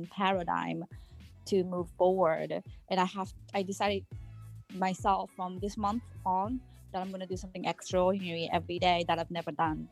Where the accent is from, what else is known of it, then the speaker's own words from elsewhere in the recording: Japan; now in Massachusetts, United States; I'm from Massachusetts, but I'm originally from Japan.